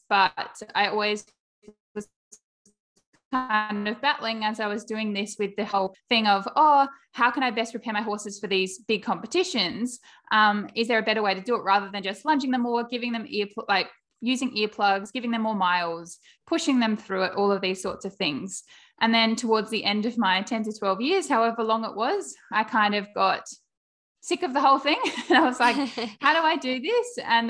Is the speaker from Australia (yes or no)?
yes; South Australia, Australia; I am from South Australia